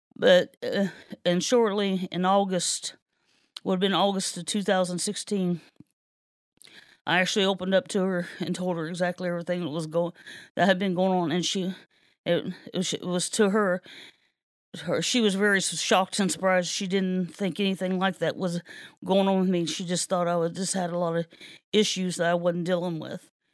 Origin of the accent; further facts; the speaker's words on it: Kenton, Ohio, United States; I was born and raised here in Kenton.